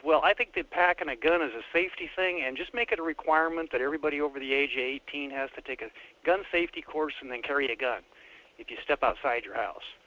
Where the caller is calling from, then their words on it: Wasilla, Alaska, United States; I'm calling from Wasilla